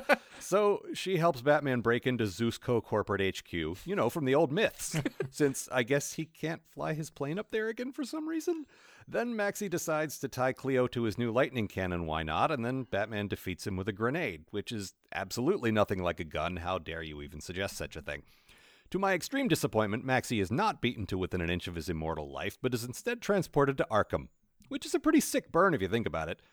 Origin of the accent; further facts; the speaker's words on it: United States; I'm American